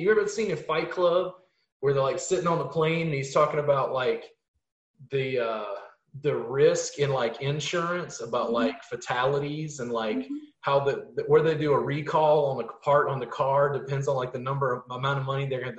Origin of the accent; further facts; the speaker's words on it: Louisiana, United States; I'm from Louisiana